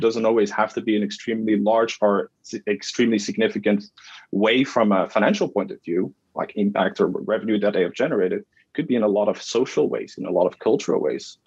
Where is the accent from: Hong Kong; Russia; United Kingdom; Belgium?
Belgium; Flemish region of Belgium, Flanders; moved away as an adult; now in Canada; I'm born and raised in, in Belgium. Yeah. So in the Flemish region of Belgium, the north.